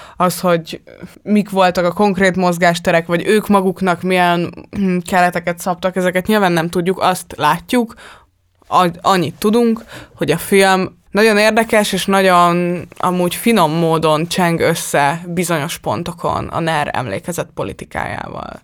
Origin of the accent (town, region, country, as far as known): Hungary